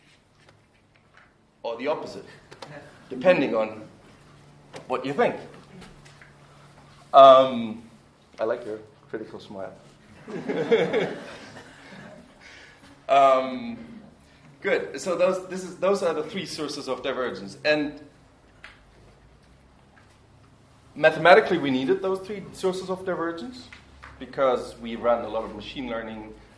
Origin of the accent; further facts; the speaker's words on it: Germany; moved away as an adult; I grew up in Germany until I was 18, and then I have lived abroad